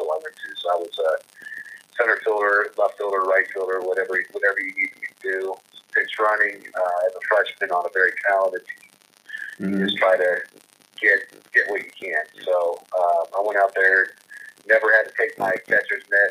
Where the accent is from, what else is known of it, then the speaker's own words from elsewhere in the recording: Kansas City, Missouri, United States; also born or lived in Southern California / Los Angeles; I grew up in Kansas City